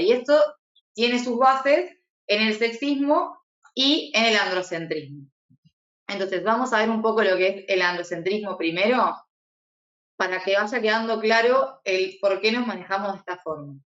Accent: Uruguay; yo soy de Uruguay

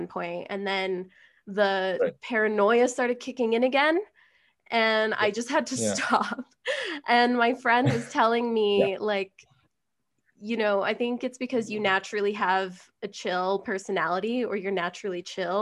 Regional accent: Colorado, United States; also born or lived in Vancouver, British Columbia; I'm from Colorado

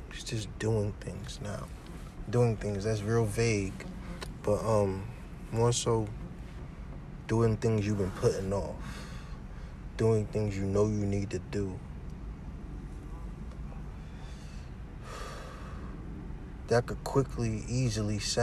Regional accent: Essex County, New Jersey, United States; I'm from Jersey, Essex County.

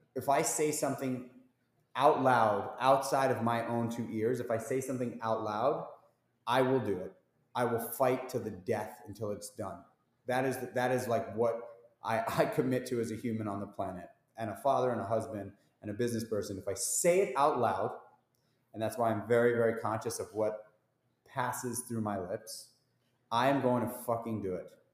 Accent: New York City, New York, United States; I grew up in New York City. I'm a New York City um, dude

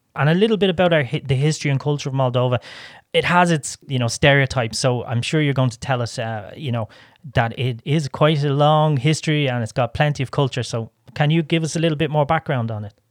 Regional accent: Ireland; I come from Ireland

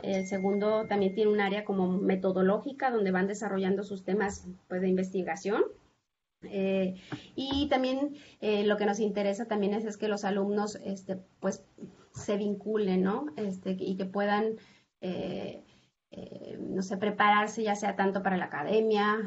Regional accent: Zacatecas, Mexico; moved away as an adult; now in Tijuana, Mexico; yo soy originaria de Zacatecas

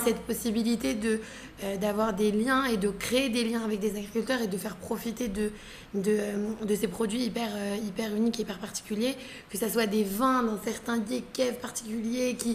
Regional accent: Paris, Île-de-France, France; moved away as an adult; now in Israel; j'ai grandi à Paris

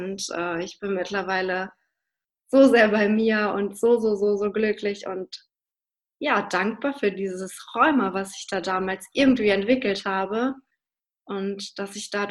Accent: Hannover, Lower Saxony, Germany; ich komme halt aus Hannover bin da ja bis zum 18. Lebensjahr betreut worden

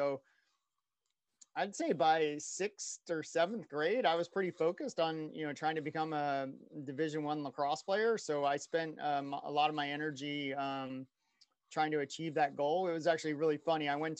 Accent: Oakton, Virginia, United States; So I was born in West Virginia, moved in fourth grade to Virginia. So Northern Virginia, right outside Washington, D.C., a place called Oakton.

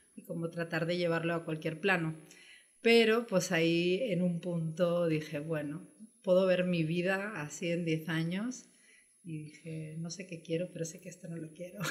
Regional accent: Spain; moved away as an adult; also born or lived in Brazil / Peru; now in Mexico; mis papás son españoles, vivieron 12 años allá, entonces yo ya nací viajando de alguna forma, ¿no? Regresamos a España cuando yo tenía 6 años

